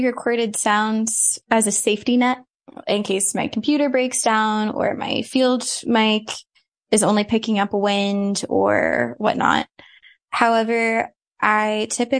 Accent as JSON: {"language": "English", "town": "Tulsa", "region": "Oklahoma", "country": "United States", "tie": "born or raised there", "moved": "as an adult", "lives_now": "New York, United States", "said": "I grew up in Tulsa, Oklahoma, and I was a dancer and musician for pretty much all of my life"}